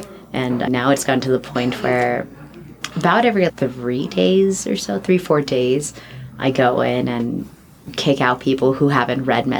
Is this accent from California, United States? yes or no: yes; California, United States; because I was here from the Bay Area and I had a bunch of friends, three or four friends from San Francisco.